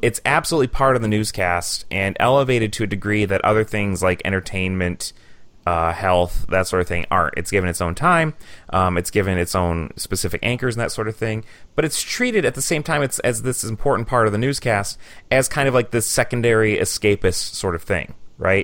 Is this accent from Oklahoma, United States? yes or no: no; Michigan, United States; now in Green Bay, United States; I was born and raised in Michigan